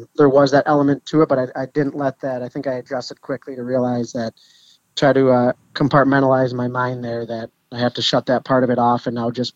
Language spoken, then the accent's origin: English; Detroit, Michigan, United States; the midget level here in Detroit